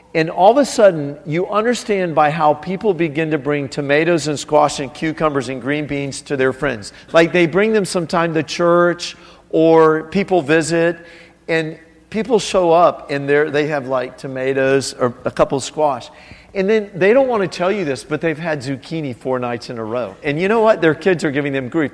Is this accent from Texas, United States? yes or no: no; South Florida, United States; moved away as an adult; now in China; I grew up in South Florida on a canal